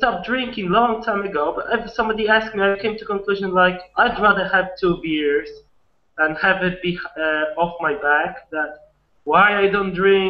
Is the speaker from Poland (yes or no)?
yes; Poland; moved away; I'm from Poland.